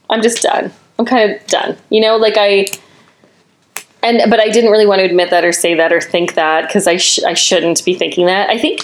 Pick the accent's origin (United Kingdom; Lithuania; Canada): Canada; being Canadian and in going to French immersion school.